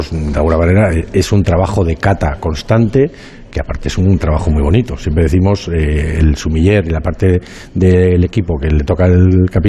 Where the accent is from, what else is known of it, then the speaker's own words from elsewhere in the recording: Casalarreina, La Rioja, Spain; en mi pueblo Casa la Reina también hay un monasterio